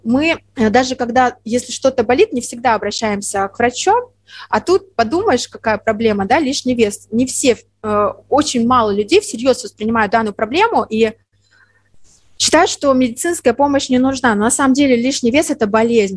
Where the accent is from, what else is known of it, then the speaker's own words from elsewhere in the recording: the south, Russia; moved away; я родом с юга, я очень редко бываю у себя на родине